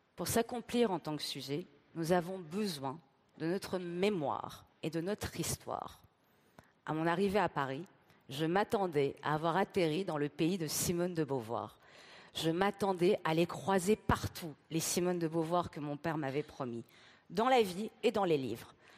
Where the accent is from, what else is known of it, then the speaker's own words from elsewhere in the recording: Tehran, Tehran Province, Iran; moved away; Je suis née à Téhéran, avec la révolution islamique